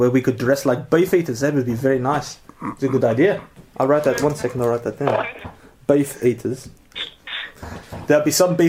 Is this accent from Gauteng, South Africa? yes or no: no; Durban, KwaZulu-Natal, South Africa; because I'm from South African, starts out of Durban, a place called Kwankosh.